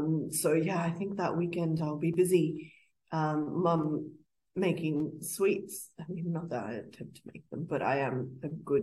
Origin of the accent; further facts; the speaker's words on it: Fiji; now in Australia; I'm not from India. I'm from Fiji.